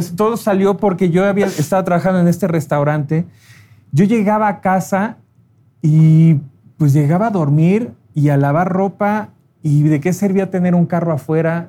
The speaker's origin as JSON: {"language": "Spanish", "region": "Mexico City", "country": "Mexico", "tie": "born or raised there", "said": "yo soy oriundo de la Ciudad de México"}